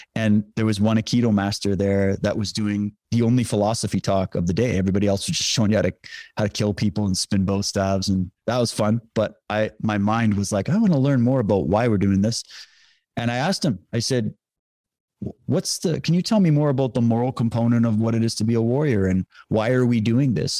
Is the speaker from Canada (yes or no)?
yes; Saskatchewan, Canada; I grew up in Saskatchewan